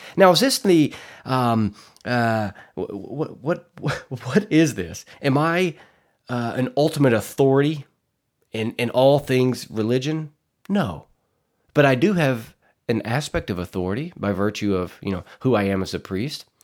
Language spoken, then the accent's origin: English; Arkansas Delta, United States; I'm from Arkansas, born and raised in the Arkansas Delta.